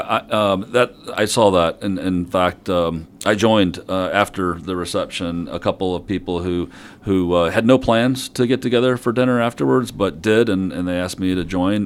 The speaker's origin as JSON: {"language": "English", "town": "Mishawaka", "region": "Indiana", "country": "United States", "tie": "born or raised there", "said": "I grew up in Mishawaka, South Bend area"}